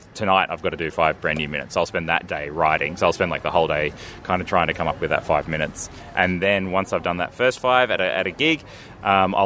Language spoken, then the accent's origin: English; Australia; I'm Australian.